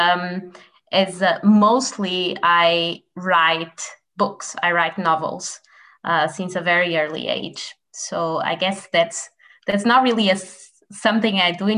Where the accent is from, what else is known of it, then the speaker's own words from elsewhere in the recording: Portugal; I'm publishing in Portuguese because I'm from Portugal